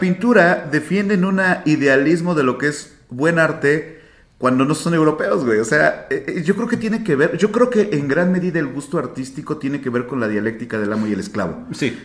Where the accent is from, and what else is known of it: Mexico